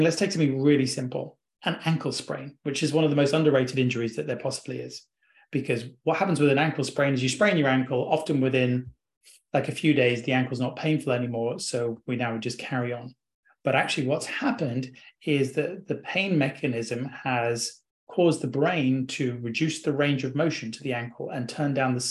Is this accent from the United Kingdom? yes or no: yes; England, United Kingdom; accent: English